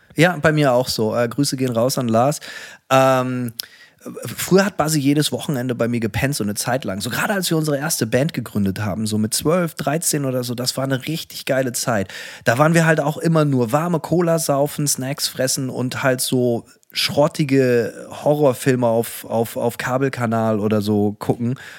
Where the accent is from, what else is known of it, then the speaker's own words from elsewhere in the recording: Bremen, Germany; bei uns in Bremen